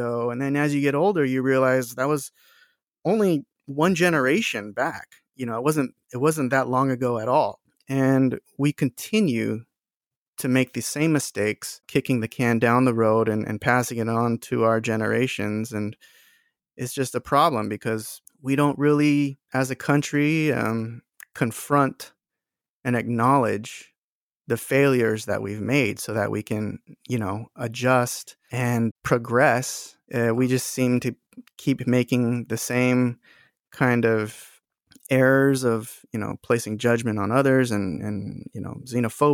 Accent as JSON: {"language": "English", "town": "Huntington Beach", "region": "California", "country": "United States", "tie": "born or raised there", "said": "I grew up in Huntington Beach"}